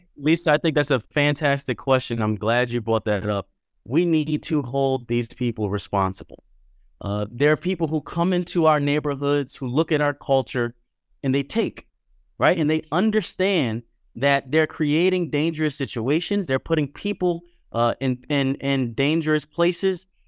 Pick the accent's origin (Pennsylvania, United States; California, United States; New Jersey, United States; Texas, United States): Pennsylvania, United States; Philadelphia; now in New York, United States; I grew up in Philadelphia, but I've been in New York a long time